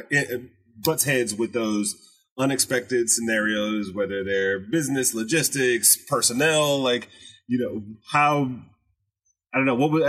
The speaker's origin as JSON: {"language": "English", "town": "Detroit", "region": "Michigan", "country": "United States", "tie": "born or raised there", "said": "I grew up in Detroit"}